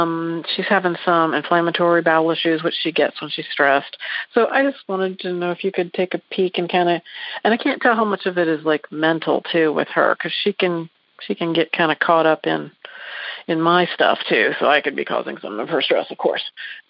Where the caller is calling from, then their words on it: Dayton, Ohio, United States; I'm calling from Dayton, Ohio, not far from the city of your birth in Columbus.